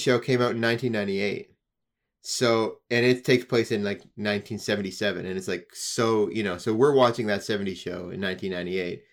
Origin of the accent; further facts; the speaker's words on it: Canada; we're from Canada